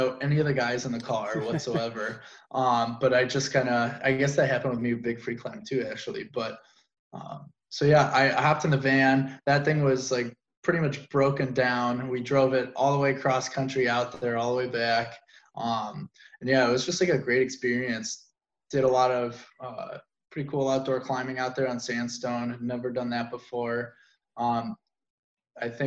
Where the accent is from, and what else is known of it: Midwest, United States